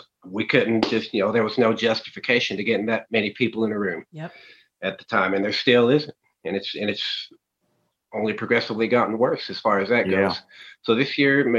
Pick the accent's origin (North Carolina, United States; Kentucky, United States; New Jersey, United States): Kentucky, United States; Breathitt County; I'm from Breathitt County, Kentucky, which is central southeastern